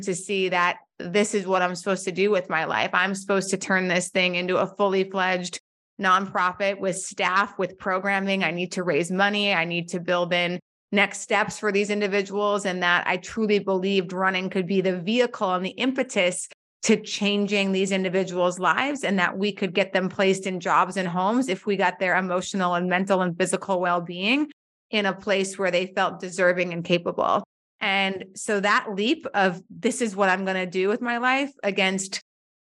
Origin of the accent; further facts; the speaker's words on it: North Dakota, United States; moved away as an adult; also born or lived in Washington, D.C.; I remember moving to DC when I was 22 years old, and I'm from North Dakota